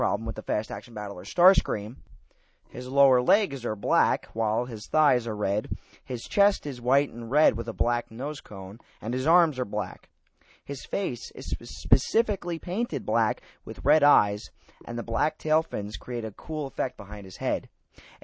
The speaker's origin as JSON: {"language": "English", "region": "New York", "country": "United States", "said": "being a New Yorker myself"}